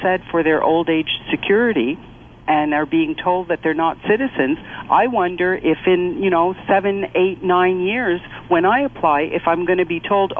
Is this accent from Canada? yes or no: yes; Canada; I was born in Canada, Canadian citizen, have always been a Canadian citizen, I have never lost my citizenship.